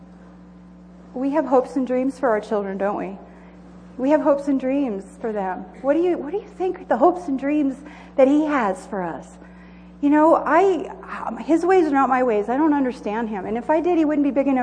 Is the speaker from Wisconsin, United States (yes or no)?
no; Southern California, United States; moved away as an adult; also born or lived in Joshua Springs; now in Idaho, United States; I grew up in Southern California, in the desert